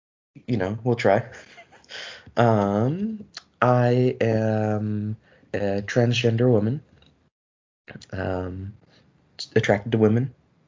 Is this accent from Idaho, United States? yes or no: yes; Idaho, United States; But yeah, we are both from Idaho, and so we've grown up in a pretty conservative place.